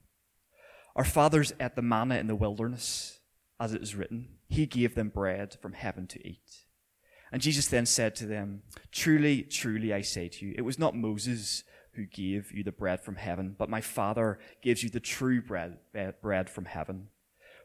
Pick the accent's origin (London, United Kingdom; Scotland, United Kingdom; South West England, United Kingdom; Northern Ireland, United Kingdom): Northern Ireland, United Kingdom; Belfast; also born or lived in Millisle; I grew up not so far from here in my teenage years in Orangefield, so I spent a lot of time running around these streets causing havoc.